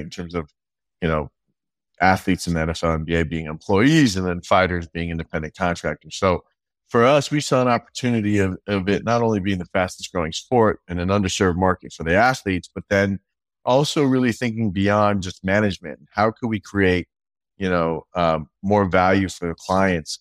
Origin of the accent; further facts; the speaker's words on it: California, United States; I was from Cali